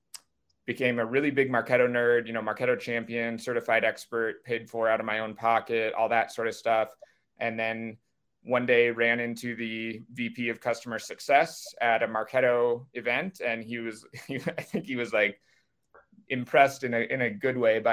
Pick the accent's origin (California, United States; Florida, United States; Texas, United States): California, United States; Silicon Valley; I was raised in Silicon Valley